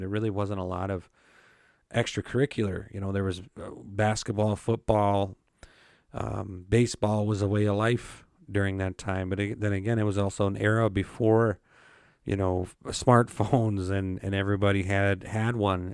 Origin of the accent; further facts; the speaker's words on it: Belcourt, North Dakota, United States; I grew up on the Turtle Mountain Reservation in Bellecourt, North Dakota